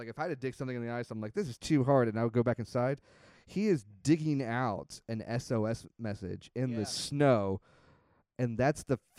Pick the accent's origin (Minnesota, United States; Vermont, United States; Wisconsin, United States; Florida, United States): Florida, United States; we're from Florida